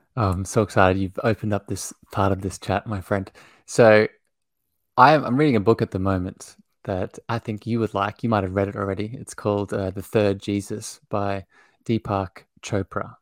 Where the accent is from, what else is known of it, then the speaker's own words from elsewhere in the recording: Australia; I grew up in Australia. I live here now still.